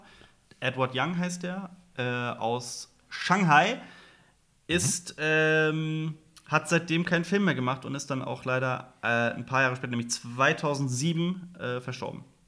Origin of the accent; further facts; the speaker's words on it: West Germany, Germany; wir sind ja auch Westdeutsche